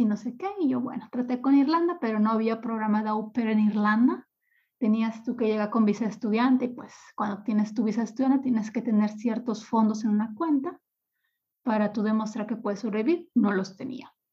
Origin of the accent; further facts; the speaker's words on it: Ciudad Obregón, Sonora, Mexico; moved away as an adult; also born or lived in Mexico City / Cancún; now in Sankt Peter-Ording, Germany; Ciudad Obregón es el lugar donde yo nací, donde yo pasé mis primeros 25 años de vida